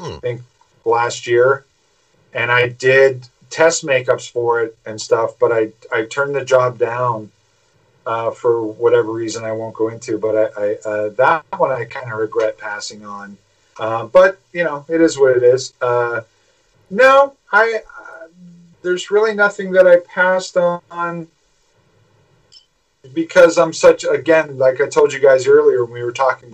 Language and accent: English; Pittsburgh, Pennsylvania, United States; I'm from Pittsburgh